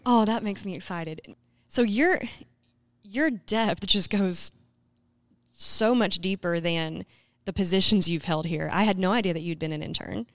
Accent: Scranton, Arkansas, United States; I'm from Scranton

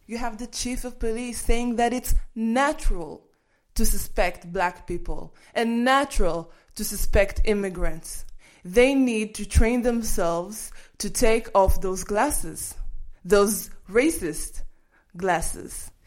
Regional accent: Kiryat Gat, Southern District, Israel; when people called me names when I was growing up in Kiryat Gat

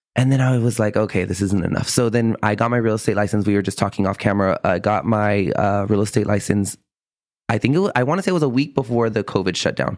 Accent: San Antonio, Texas, United States; also born or lived in Austin, Texas; I was born and raised on the South Side here in San Antonio

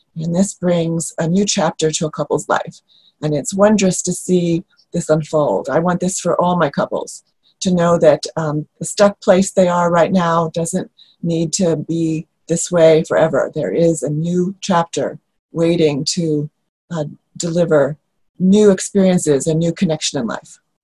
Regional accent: New York, United States; moved away; I come from New York

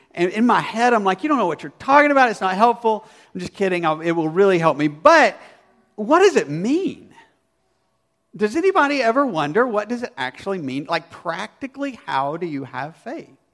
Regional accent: Arkansas, United States; I grew up in Arkansas

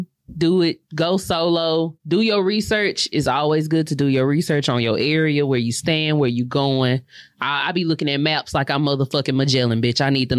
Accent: Houston, Texas, United States; I'm from Houston.

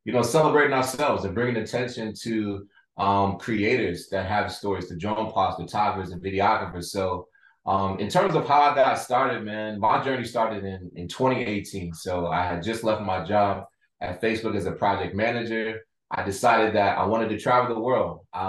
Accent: Baltimore, Maryland, United States; I'm from Baltimore

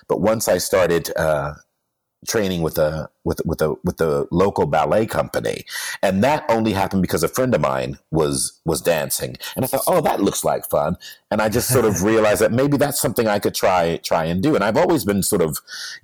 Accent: Canton, Ohio, United States; first language English; also born or lived in New York / Hamburg, Germany / London, England; now in Los Angeles, United States; I was born in Canton, Ohio.

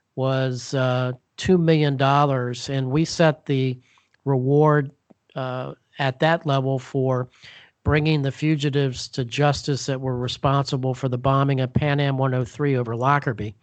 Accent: Bethesda, Maryland, United States; Bethesda Chevy Chase Rescue Squad in Bethesda, Maryland, my hometown

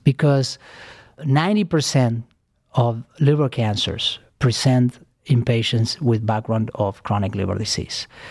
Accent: Argentina; moved away as an adult; also born or lived in New York City, United States; now in Cleveland, United States; I am originally from Argentina. I came to United States, uh, fifteen years ago

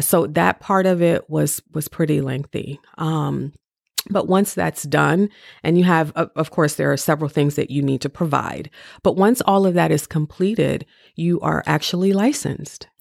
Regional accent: Cleveland, Ohio, United States; moved away as an adult; now in Maryland, United States; I'm from Cleveland, Ohio

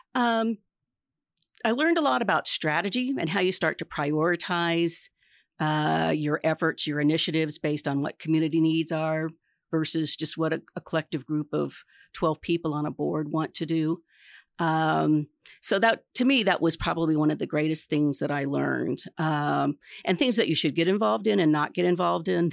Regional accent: Hope, Kansas, United States; moved away as an adult; I grew up in Hope, Kansas on a dairy and wheat farm.

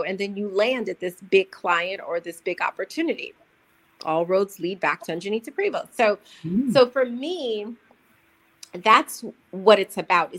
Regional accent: United States; I'm American.

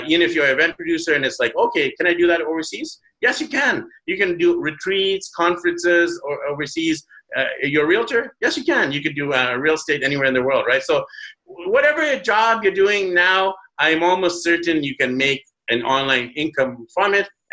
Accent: Vancouver, British Columbia, Canada; moved away as an adult; my hometown of Vancouver

